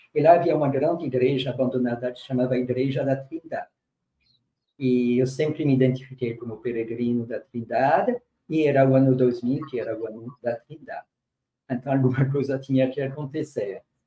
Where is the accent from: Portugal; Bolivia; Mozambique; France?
France; moved away as an adult; also born or lived in Burkina Faso; now in Brazil; Eu nasci na, na França, uma infância bastante privilegiada no meio rural